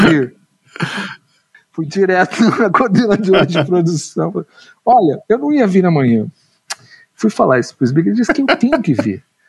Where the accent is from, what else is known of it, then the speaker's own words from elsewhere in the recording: São Paulo, Brazil; eu nasci em São Paulo, nasci no, na periferia do Ipiranga